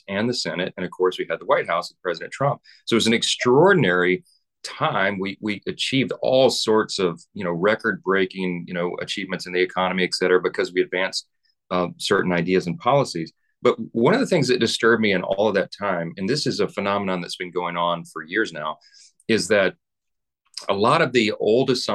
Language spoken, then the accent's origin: English; Louisiana, United States; I'm from Louisiana